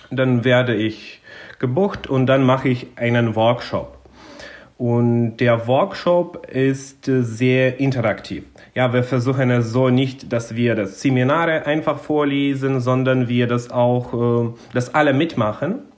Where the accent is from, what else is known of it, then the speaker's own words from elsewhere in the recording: southern Ukraine, Ukraine; born there; German is a second language; Vor dem Krieg war es so, dass insbesondere im Süden, da wo ich geboren bin, hat man schon es gesehen, wie der Klimawandel quasi voranschreitet, weil im Süden der Ukraine ist es äh, viel sonniger und viel heißer.